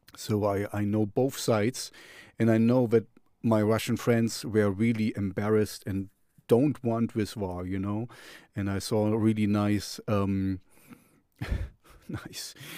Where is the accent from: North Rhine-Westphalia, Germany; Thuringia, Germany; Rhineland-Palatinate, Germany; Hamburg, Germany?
Thuringia, Germany; Jena; Jena, um, you know, my hometown.